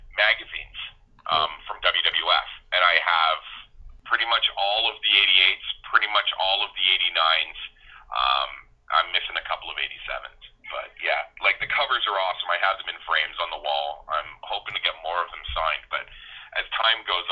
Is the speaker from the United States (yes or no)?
no; Ancaster, Ontario, Canada; I grew up in Ancaster in a pretty affluent neighborhood